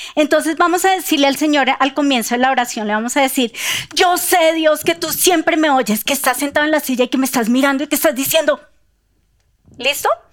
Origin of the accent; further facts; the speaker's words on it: Bogotá, Colombia; nosotros como bogotanos